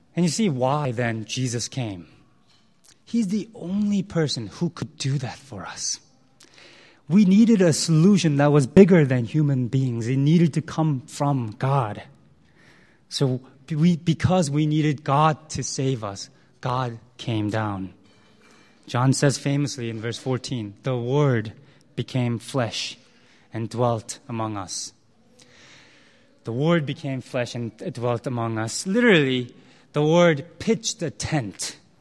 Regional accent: United States; also born or lived in Korea; I spent a large part of my life in the U S

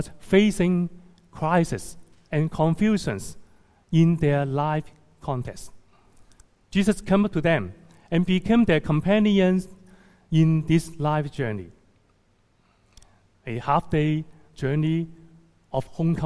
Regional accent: Hong Kong; also born or lived in Toronto, Canada; returning to my hometown, Hong Kong, to serve in 2012

